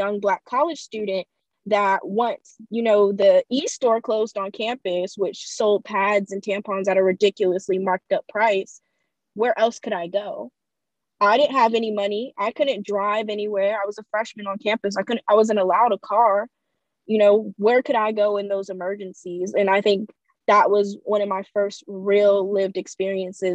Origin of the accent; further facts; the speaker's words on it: Fayetteville, North Carolina, United States; also born or lived in Greensboro, North Carolina; I'm originally from Fayetteville, North Carolina, and I've gone to Title I schools my entire life